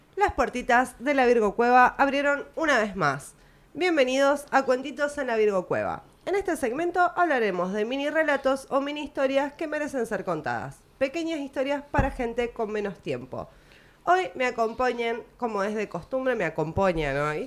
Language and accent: Spanish; Argentina